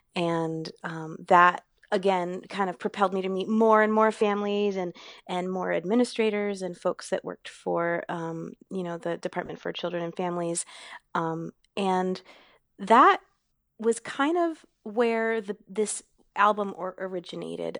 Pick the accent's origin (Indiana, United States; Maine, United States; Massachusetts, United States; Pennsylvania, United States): Maine, United States; also born or lived in Boston; I grew up in Maine